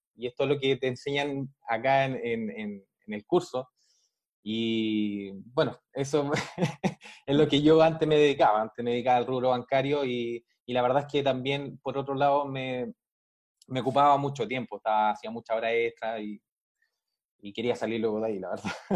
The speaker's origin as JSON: {"language": "Spanish", "country": "Chile", "said": "yo soy de Chile, de acá, de Sudamérica"}